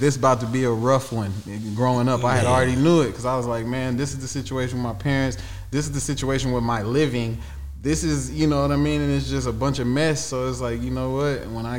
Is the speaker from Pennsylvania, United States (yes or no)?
no; Lee County, Texas, United States; moved away; also born or lived in Dallas, Texas; I was born in Dallas. But then it's like I was outside of Dallas growing up in the outskirts of Austin, Texas.